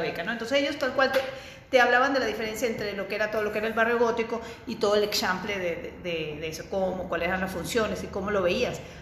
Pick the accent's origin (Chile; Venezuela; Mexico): Venezuela; moved away as an adult; also born or lived in Barcelona; Yo soy venezolana. Estudié en la Universidad Central de Venezuela